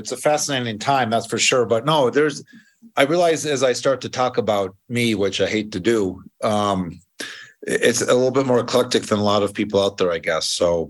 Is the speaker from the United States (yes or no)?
yes; Minneapolis, Minnesota, United States; also born or lived in Wolf Point, Montana; And I grew up in Minneapolis from kindergarten through high school.